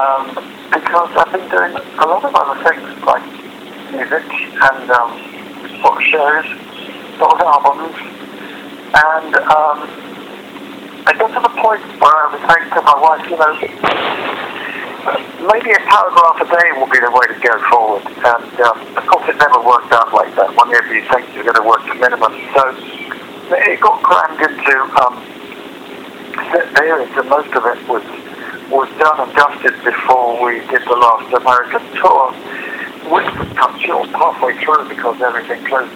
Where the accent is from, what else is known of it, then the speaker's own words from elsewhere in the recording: London, United Kingdom; also born or lived in Vancouver, Canada; being a kid in the Pimlico in London in the late 1950s